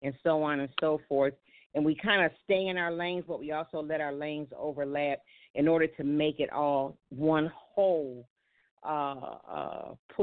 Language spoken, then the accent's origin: English; Buffalo, New York, United States; I'm from Buffalo, New York